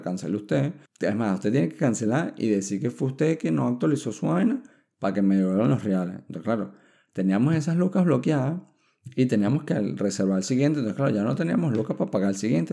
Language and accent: Spanish; Venezuela; now in Chile; los venezolanos somos